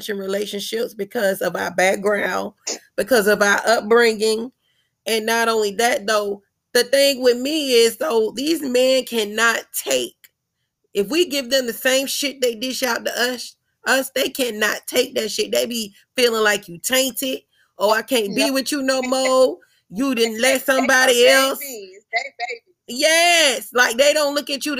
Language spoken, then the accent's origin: English; Memphis, Tennessee, United States; I'm from Memphis